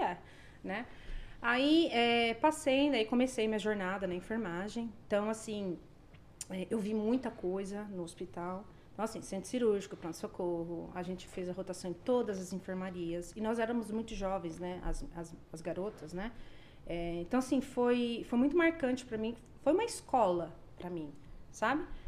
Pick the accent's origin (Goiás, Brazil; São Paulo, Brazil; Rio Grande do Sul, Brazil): São Paulo, Brazil; Indaiatuba; moved away as an adult; now in Canada; eu sou de Indaiatuba